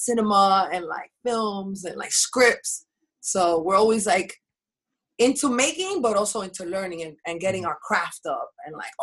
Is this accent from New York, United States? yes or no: yes; New York City, New York, United States; also born or lived in Washington Heights, Manhattan; I grew up on the Bronx side